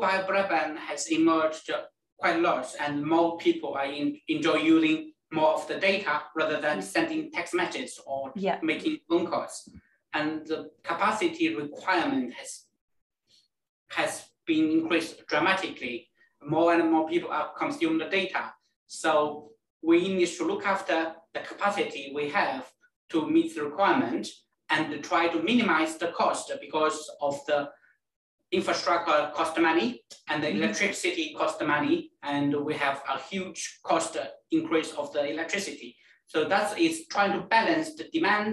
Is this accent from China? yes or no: yes; China; moved away as an adult; also born or lived in Liverpool, United Kingdom / Birmingham, United Kingdom; now in United Kingdom; I come from China and I came to UK roughly more than 10 years ago